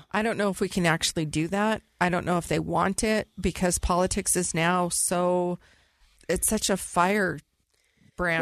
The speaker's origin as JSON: {"language": "English", "region": "California", "country": "United States", "tie": "born or raised there", "said": "I was raised in California"}